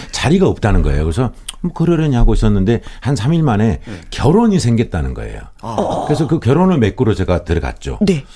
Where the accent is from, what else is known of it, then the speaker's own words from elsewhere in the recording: Gwangju, South Korea; 저는 사실은 그 전라도 광주 출신으로서